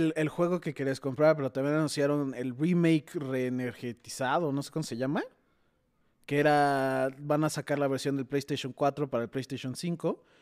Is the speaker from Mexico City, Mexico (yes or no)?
no; Tijuana, Baja California, Mexico; moved away; yo soy de Tijuana, entonces fui en Navidad a visitar a mis papás